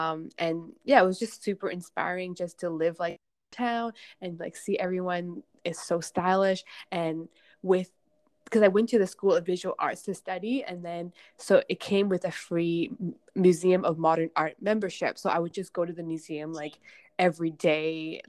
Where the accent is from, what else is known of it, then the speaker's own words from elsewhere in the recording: outside of Vancouver, British Columbia, Canada; English is a second language; moved away as an adult; now in Hong Kong; we immigrated when I was 8, and to out into this really tiny town outside of Vancouver. There were like no other Asian kids at my school. There was like one, and then me, and then so I grew up in Canada.